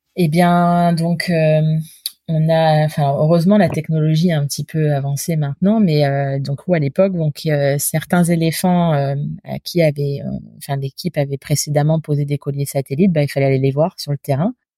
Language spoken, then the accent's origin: French; Normandy, France; moved away as an adult; je suis normande d'origine